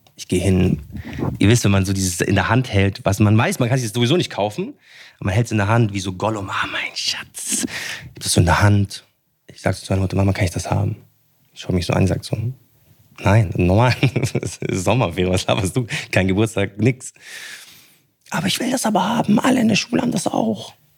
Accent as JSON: {"language": "German", "town": "Munich", "region": "Bavaria", "country": "Germany", "tie": "born or raised there", "said": "ich bin in München aufgewachsen"}